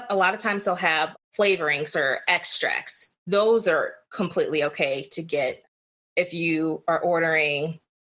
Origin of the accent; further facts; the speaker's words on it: Kenosha, Wisconsin, United States; moved away as an adult; also born or lived in Chicago, Illinois; now in Tampa, United States; I am originally from Kenosha, Wisconsin. Grew up most of my life there, between there and Chicago